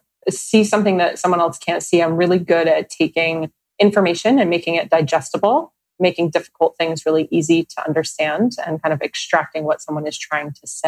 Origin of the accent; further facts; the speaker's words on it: New Jersey, United States; now in New York City, United States; New Jersey.